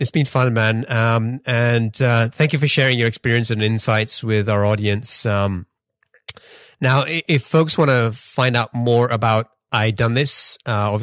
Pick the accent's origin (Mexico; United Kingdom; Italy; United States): United Kingdom; England; I grew up in England, and where we actually call it football